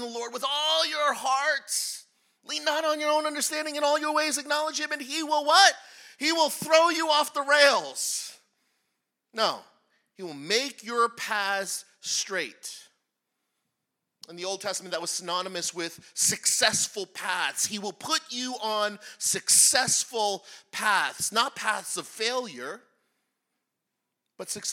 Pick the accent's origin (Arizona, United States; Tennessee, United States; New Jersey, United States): New Jersey, United States; I was born and raised in New Jersey, right across the river